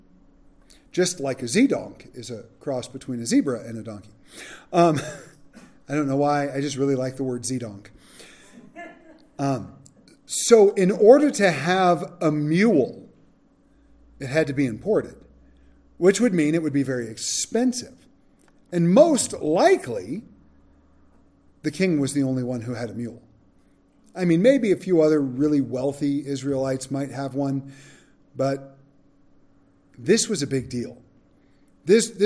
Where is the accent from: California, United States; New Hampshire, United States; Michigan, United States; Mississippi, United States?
California, United States; now in Gunnison, United States; When we grew up in California